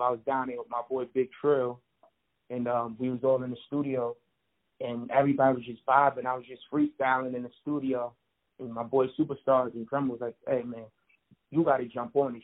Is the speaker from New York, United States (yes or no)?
yes; Long Island, New York, United States; also born or lived in Bronx, New York; I pretty much grew up in Long Island, um, a suburban part of New York